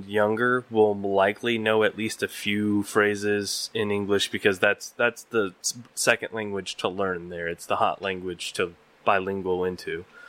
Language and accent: English; Uvalde, Texas, United States; also born or lived in Okinawa, Japan; We only lived there 2 years, and then we moved back to the States, to Uvalde, Texas.